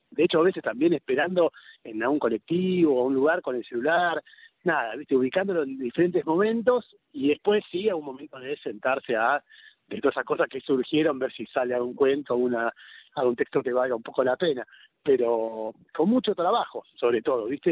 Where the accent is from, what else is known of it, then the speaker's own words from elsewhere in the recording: Buenos Aires, Argentina; accent: Rosario; moved away as an adult; also born or lived in Rosario; now in Cañuelas, Argentina; yo nací en Rosario ah, y viví ahí hasta los siete años y después por razones del laburo de mi viejo nos terminamos mudando a, Capital Federal y viví ahí en Capital Federal hasta que terminé la residencia de pediatría